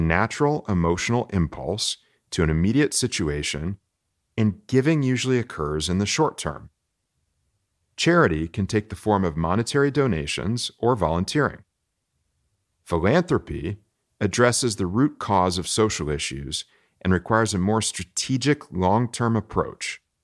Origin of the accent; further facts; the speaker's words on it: Florida, United States; now in Texas, United States; growing up in Florida, we didn't run from storms